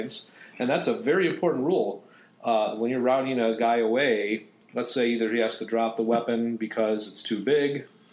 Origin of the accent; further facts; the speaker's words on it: Arlington Heights, Illinois, United States; I grew up in Arlington Heights. Adjacent to Palatine.